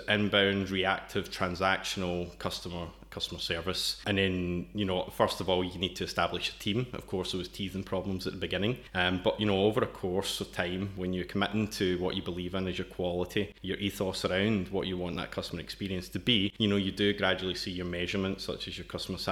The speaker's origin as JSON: {"language": "English", "region": "Scotland", "country": "United Kingdom", "accent": "Scottish", "moved": "as an adult", "lives_now": "Brno, Czech Republic", "said": "From the accent, you can tell I'm originally from Scotland"}